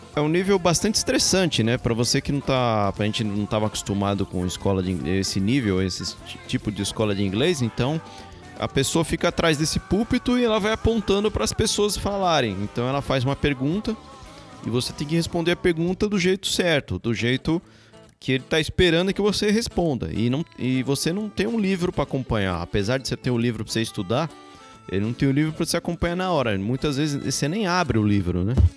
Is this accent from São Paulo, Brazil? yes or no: yes; São Paulo, Brazil; moved away as an adult; also born or lived in London, United Kingdom / Guarulhos, Brazil; A gente, a gente nasceu no Brasil